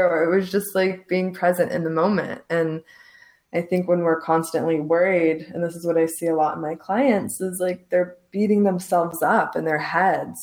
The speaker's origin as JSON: {"language": "English", "country": "Lebanon", "also_born_or_lived": "Los Angeles, United States", "moved": "yes", "lives_now": "Santa Teresa, Costa Rica", "said": "I'm from Lebanon and my family is Muslim"}